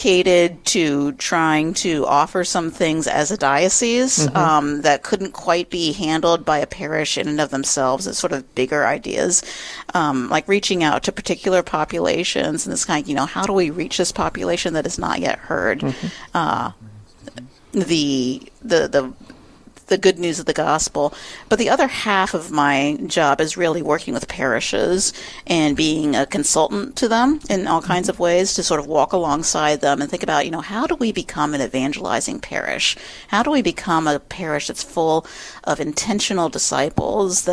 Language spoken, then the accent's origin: English; the South, United States; now in Upper Midwest, United States; as a Southerner